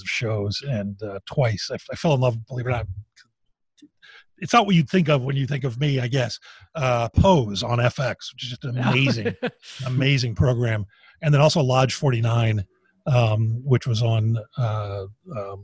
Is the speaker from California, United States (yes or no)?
no; Philadelphia, Pennsylvania, United States; I'm from Philadelphia